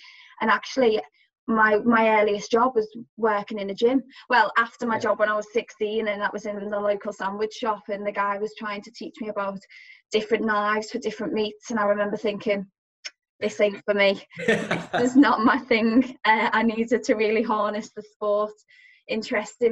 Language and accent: English; Liverpool, North West England, United Kingdom; being a Scouser